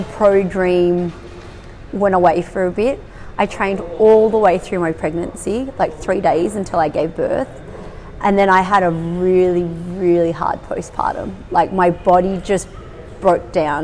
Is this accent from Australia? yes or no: yes; Australia; I was born in Australia. Both my parents are Vietnamese immigrants